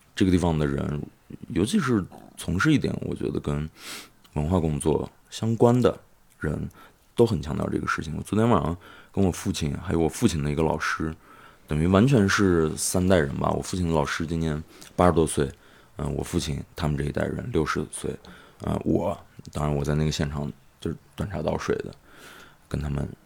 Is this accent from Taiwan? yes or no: no; Xining, Qinghai, China; 我是一个出生在西宁，被西宁这个城市滋养养育的人